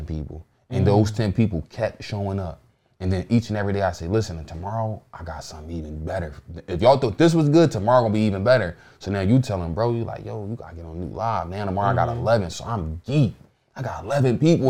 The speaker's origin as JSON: {"language": "English", "town": "Philadelphia", "region": "Pennsylvania", "country": "United States", "said": "I'm from North, so everything is like North."}